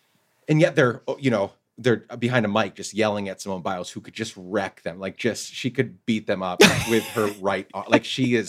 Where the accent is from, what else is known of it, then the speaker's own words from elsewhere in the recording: Guatemala; English is a second language; I grew up in Guatemala, like I said, playing football, the real football.